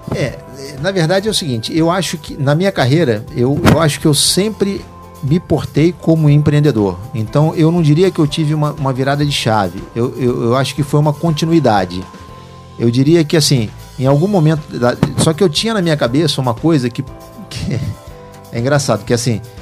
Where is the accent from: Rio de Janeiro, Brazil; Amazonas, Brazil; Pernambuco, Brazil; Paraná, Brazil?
Rio de Janeiro, Brazil; moved away as an adult; also born or lived in Ribeirão Preto, São Paulo / interior of Minas Gerais / São Paulo; depois nós mudamos para o Rio de Janeiro. Ali eu estudei, passei minha infância inteira, minha adolescência